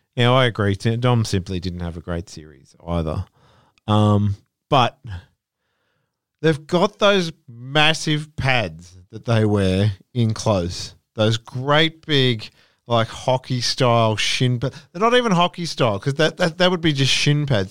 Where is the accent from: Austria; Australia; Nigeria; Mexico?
Australia; as an Australian